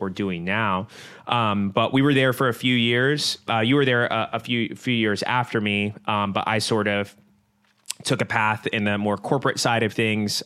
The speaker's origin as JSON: {"language": "English", "town": "Virginia Beach", "region": "Virginia", "country": "United States", "tie": "born or raised there", "said": "Both of us are born and raised in the Virginia Beach area"}